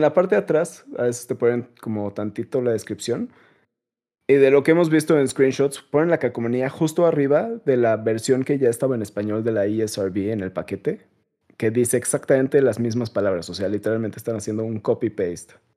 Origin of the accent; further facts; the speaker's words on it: Mexico; Me disculpo como mexicano